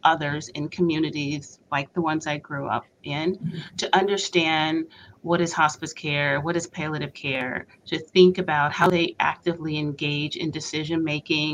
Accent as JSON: {"language": "English", "region": "North Carolina", "country": "United States", "tie": "born or raised there", "also_born_or_lived": "Boston", "said": "I was born and raised in North Carolina."}